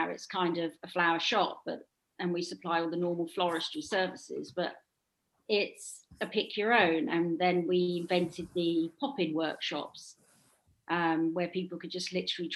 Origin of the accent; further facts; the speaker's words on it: Southwold, East of England, United Kingdom; it's a little seaside town in Suffolk, very touristy, and it was my hometown, so we moved back here